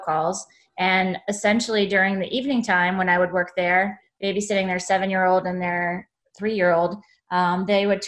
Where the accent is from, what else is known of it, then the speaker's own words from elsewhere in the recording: Monrovia, Maryland, United States; Monrovia, Maryland